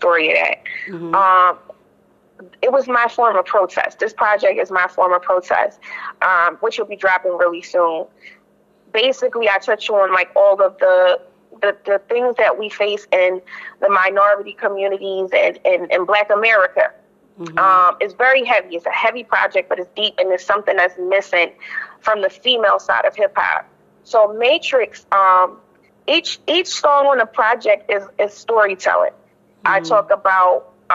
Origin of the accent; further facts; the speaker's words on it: Philadelphia, Pennsylvania, United States; accent: Philly twang; I was born in Uptown, pretty much raised in Uptown, up to my teenage years